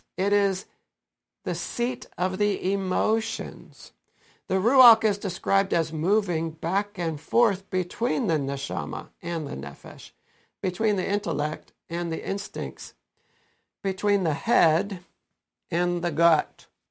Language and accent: English; Stow, Ohio, United States; my own experiences in public school growing up in Stowe